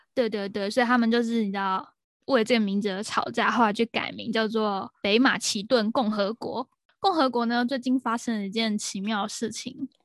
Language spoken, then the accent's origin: Chinese; Taiwan; 我们台湾人一听就会知道说，哦，还有一个意思是，就是台湾独立嘛